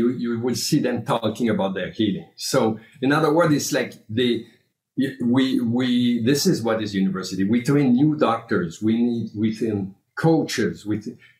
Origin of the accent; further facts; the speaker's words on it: Canada; now in United States; I'm coming from Canada